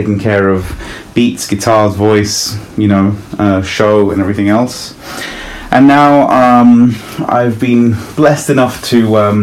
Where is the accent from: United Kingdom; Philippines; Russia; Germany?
United Kingdom; London; born or raised there; also born or lived in Italy